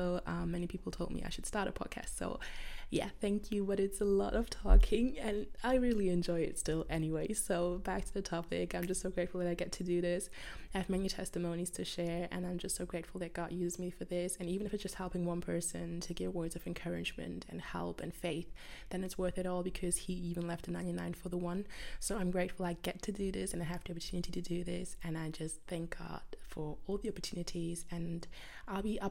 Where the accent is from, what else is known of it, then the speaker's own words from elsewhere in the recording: Germany; I'm from Germany